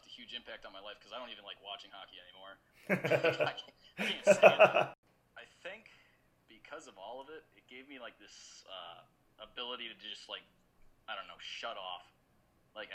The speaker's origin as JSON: {"language": "English", "town": "Edison", "region": "New Jersey", "country": "United States", "tie": "born or raised there", "said": "I was born actually in Edison, New Jersey, same hospital as John Bon Jovi."}